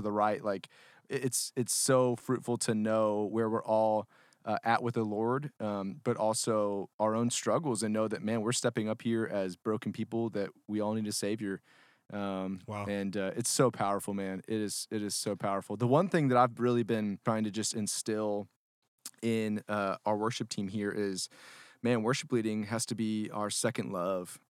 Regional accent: Houston, Texas, United States; I grew up in the Houston area. Um, so H Town

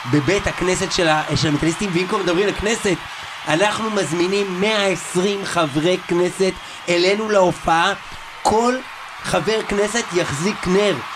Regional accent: Israel; כי אנחנו ישראלים. גאים, פטריוטים.

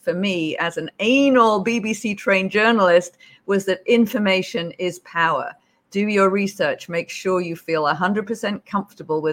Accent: United Kingdom; accent: British; moved away as an adult; also born or lived in Beijing; now in Hawaii, United States

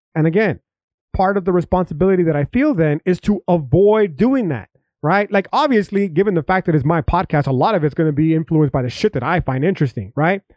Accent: United States; I'm an American

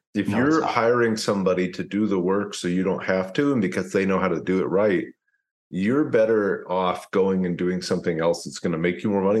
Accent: Louisville, Kentucky, United States; moved away; I'm from Louisville, Kentucky originally. I invest in Louisville.

